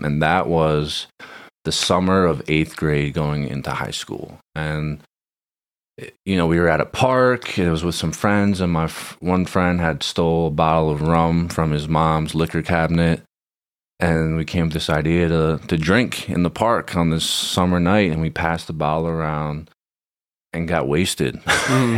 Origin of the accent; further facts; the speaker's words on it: Fair Haven, New Jersey, United States; moved away as an adult; also born or lived in Queens, New York; now in Southern California, United States; I'm from Monmouth County, New Jersey, born and raised, small town called Fairhaven, in between Red Bank and Rumson. Uh, grew up there